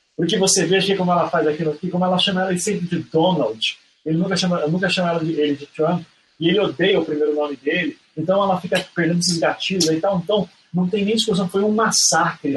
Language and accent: Portuguese; Curitiba, Paraná, Brazil; eu sou de Curitiba